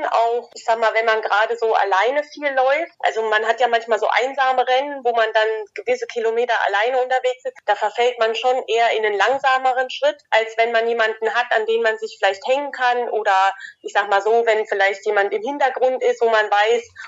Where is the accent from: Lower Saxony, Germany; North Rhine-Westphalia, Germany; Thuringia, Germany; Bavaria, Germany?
Thuringia, Germany; so als Südthüringer liebt man den Rennsteig und da gehört der Rennsteiglauf eigentlich fest